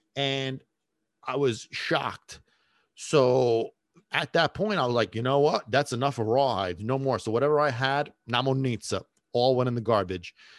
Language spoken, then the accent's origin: English; Sicily, Italy; moved away; I grew up in Sicily for a big chunk of time.